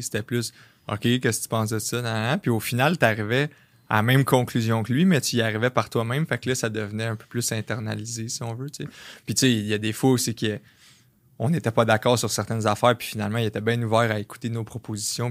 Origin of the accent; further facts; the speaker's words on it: Varennes, Quebec, Canada; je viens de Varennes, ça, ça arrive sud de Montréal